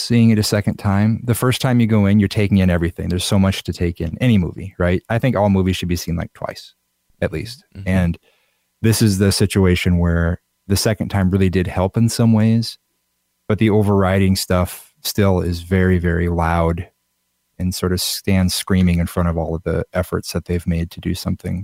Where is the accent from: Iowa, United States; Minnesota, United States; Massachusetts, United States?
Iowa, United States; I grew up in Iowa. I still live in Iowa